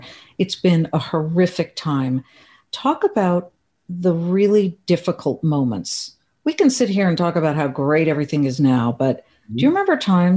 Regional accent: Beverly Hills, California, United States; Beverly Hills, my hometown

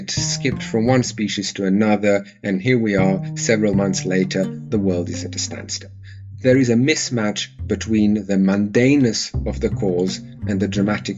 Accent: Serbia; now in United Kingdom; I was born and I grew up in Serbia

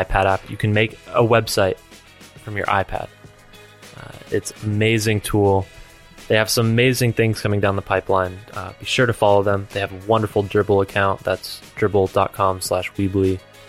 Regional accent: Philadelphia, Pennsylvania, United States; now in California, United States; We came to California from Philadelphia.

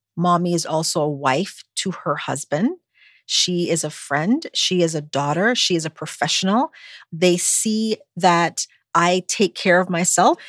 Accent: U.S. Virgin Islands; moved away as an adult; also born or lived in Buffalo, New York; now in United States; growing up on St. Croix in the Virgin Islands

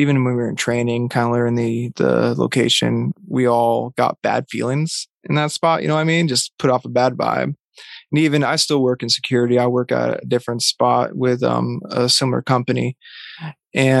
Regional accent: Vermont, United States; where I grew up in Vermont

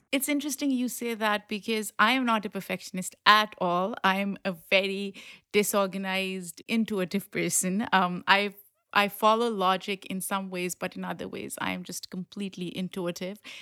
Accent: Pakistan; moved away; someone who grew up in Pakistan

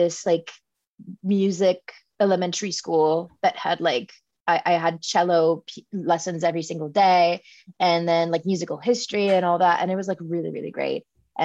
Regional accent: South Shore of Montreal, Quebec, Canada; also born or lived in Australia; I was born and raised on the South Shore of Montreal. So just outside of the city. And then I spent most of my childhood there

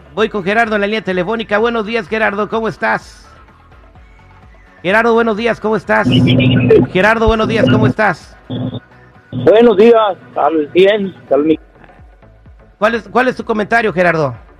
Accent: United States; yo nací en Estados Unidos

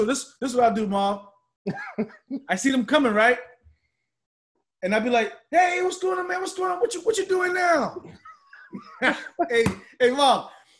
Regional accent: Charleston, South Carolina, United States; I was from Charleston.

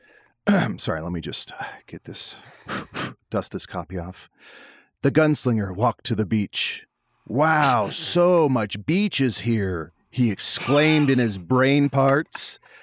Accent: Chicago, Illinois, United States; moved away; I grew up around Chicago for some of my life

